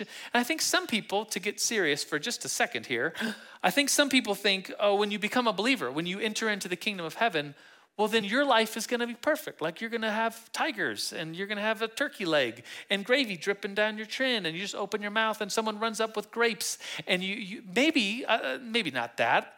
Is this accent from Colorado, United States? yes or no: yes; Manitou Springs, Colorado, United States; I'm from Manitou. And we call Manitou Manitou Springs